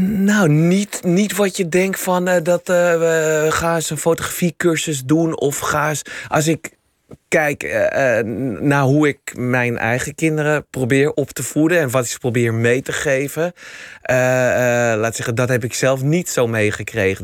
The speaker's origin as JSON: {"language": "Dutch", "town": "Amsterdam", "region": "North Holland", "country": "Netherlands", "said": "Eh, ik ben Amsterdammer. Ik ben heel trots dat ik Amsterdammer ben"}